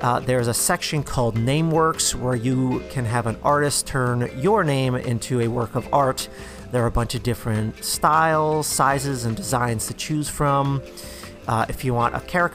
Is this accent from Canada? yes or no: no; New Jersey, United States; growing up in New Jersey, I would go to the shore every summer.